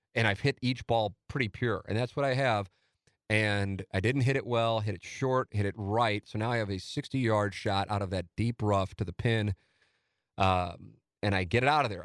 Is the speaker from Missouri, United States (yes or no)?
yes; St. Louis, Missouri, United States; my hometown